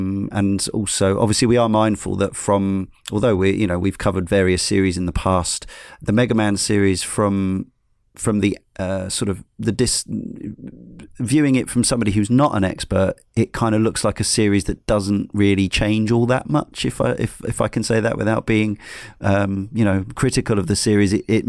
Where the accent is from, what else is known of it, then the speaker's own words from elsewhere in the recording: Canada; Being a Canadian, I am well versed in dealing with the cold, darkness and isolation that a winter can bring.